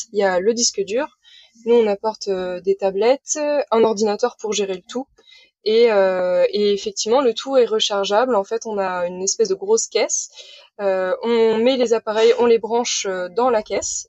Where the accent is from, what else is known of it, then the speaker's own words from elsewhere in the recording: Saint-Malo, Brittany, France; j'ai 28 ans et je viens de Saint-Malo. Voilà, ah. en Bretagne